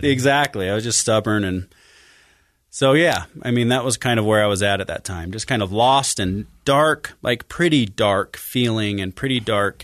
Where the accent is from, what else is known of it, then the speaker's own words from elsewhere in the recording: Farmington, Utah, United States; also born or lived in Sandy, Utah; I was born in Sandy and grew up in Farmington, Utah